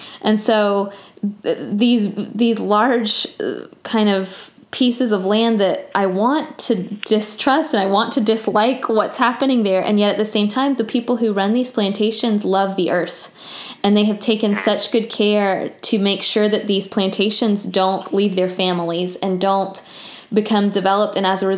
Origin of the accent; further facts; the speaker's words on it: the South, United States; Which I think is really kind of growing up in the South and becoming an adult in the South, you kind of realize it's just more nuanced than you think it is